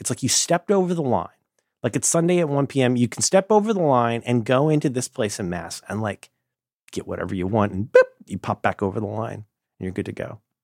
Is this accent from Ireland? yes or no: no; Hamilton County, Ohio, United States; born or raised there; moved away